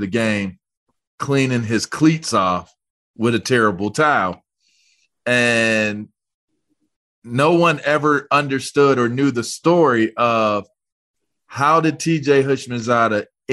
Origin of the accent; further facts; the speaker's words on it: Pittsburgh, Pennsylvania, United States; I'm from Pittsburgh